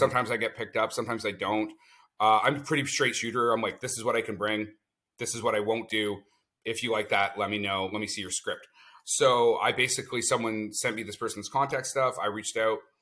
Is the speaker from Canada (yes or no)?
yes; Canada; I'm a Canadian producer